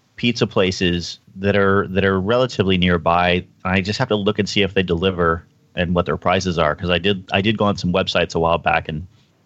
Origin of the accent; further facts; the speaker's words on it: Texas, United States; also born or lived in California; even though I'm originally from California, I've spent most of my life in Texas.